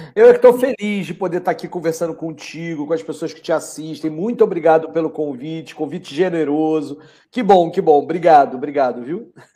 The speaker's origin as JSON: {"language": "Portuguese", "town": "Petrópolis", "region": "Rio de Janeiro", "country": "Brazil", "tie": "born or raised there", "moved": "yes", "lives_now": "Rio de Janeiro, Brazil", "said": "eu nasci em Petrópolis, né? Eu sou petropolitano, não sou carioca, sou carioca por opção hoje em dia"}